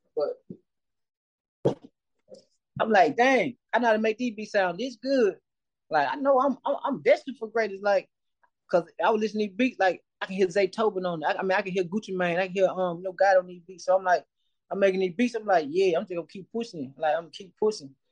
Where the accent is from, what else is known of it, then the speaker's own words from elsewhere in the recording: West Point, Mississippi, United States; I've been born and raised in Mississippi.